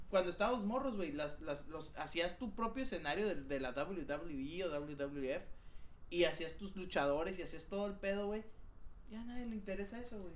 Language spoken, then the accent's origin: Spanish; Mexico; soy el único mexicano que trabaja en la empresa en la que trabajo